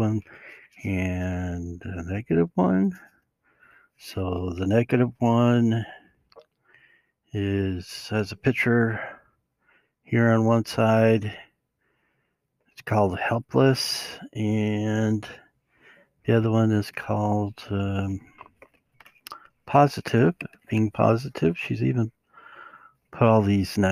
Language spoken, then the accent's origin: English; Utah, United States; I'm from Utah